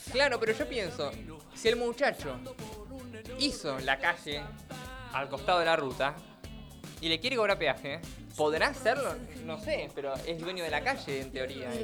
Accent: Argentina; Argentina, nuestro país

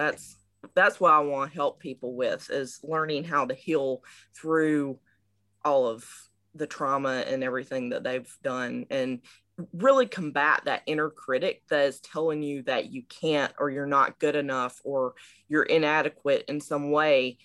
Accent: Georgia, United States; moved away as an adult; now in Maryland, United States; I am originally from Georgia in South of the United States, but currently I'm based out of Maryland because I moved up here for grad school

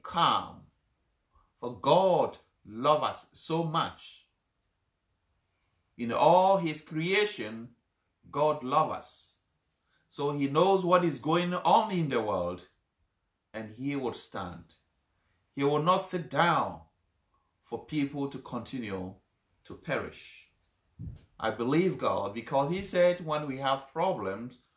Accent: Ghana; I come from Ghana

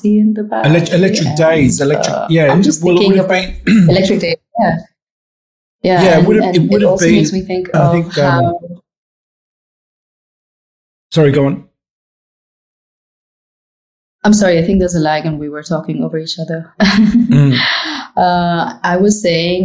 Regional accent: Pune, Maharashtra, India; also born or lived in Chennai; now in Dubai, United Arab Emirates; I am from Pune, which is close to Mumbai, southeast of Mumbai. It's called the Oxford of the East. Lots of universities and schools. So like a really young town. That's where I grew up

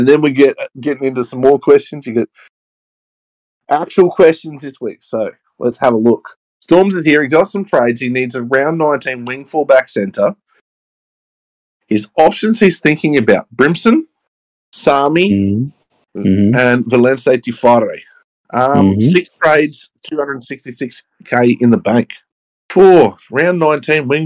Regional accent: Queensland, Australia; As a Queenslander

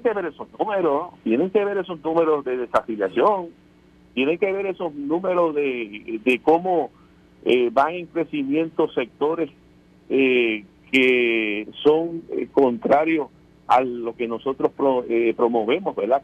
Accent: Puerto Rico; nosotros como pueblo puertorriqueño

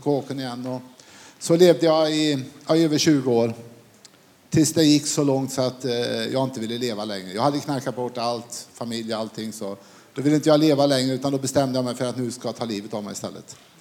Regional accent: Falköping, Västra Götaland, Sweden; jag kommer från Falköping

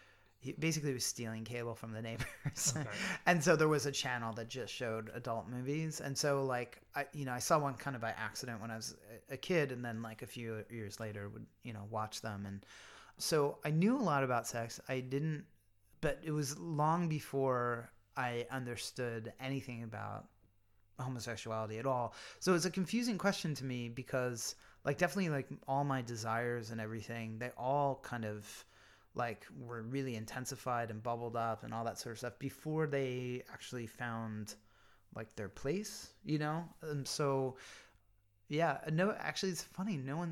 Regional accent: Pennsylvania, United States; There's a lot I like about Pennsylvania now and where I grew up now.

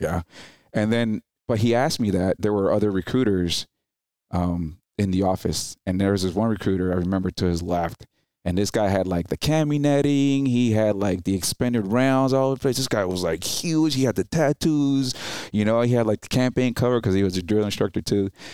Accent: New Jersey, United States; English is a second language; also born or lived in Dominican Republic; five years old when I went to New Jersey

